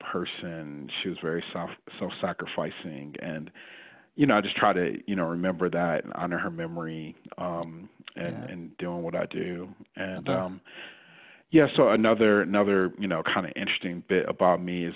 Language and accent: English; Detroit, Michigan, United States; also born or lived in San Francisco, United States; now in St. Louis, United States; I'm originally from the Midwest. I'm born and raised in Detroit